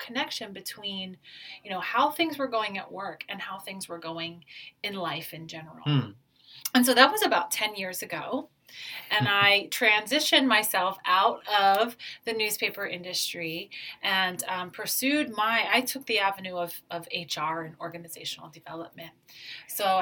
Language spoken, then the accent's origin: English; Maryland, United States; moved away as an adult; also born or lived in Nebraska / Denver, Colorado / Anchorage, Alaska; now in Honolulu, United States; I'm originally from Maryland